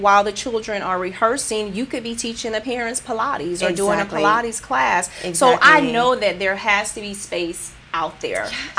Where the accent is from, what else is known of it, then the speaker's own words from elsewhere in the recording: Rochester, United States; now in San Jose, United States; Oh, it's my hometown. I understand.